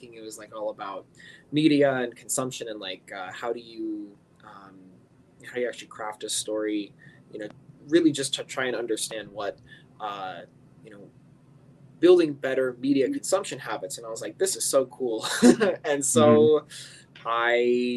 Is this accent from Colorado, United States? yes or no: yes; Northern Colorado, United States; moved away as an adult; also born or lived in New York; now in St. Louis, United States; I grew up in Colorado, Northern Colorado. Was there for 18 years and then went to New York for college.